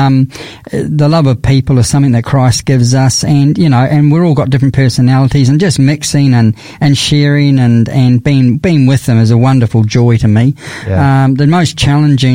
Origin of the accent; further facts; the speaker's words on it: New Zealand; now in Adelaide, Australia; I'm a Kiwi from New Zealand, suffered through the cold there